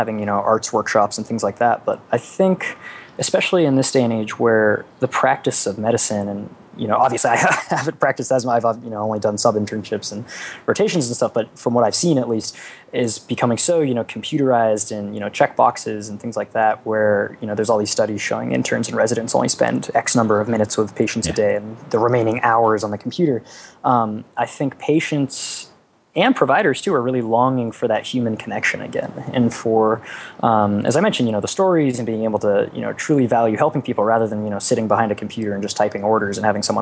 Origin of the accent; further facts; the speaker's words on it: Boston, Massachusetts, United States; moved away as an adult; I grew up in Boston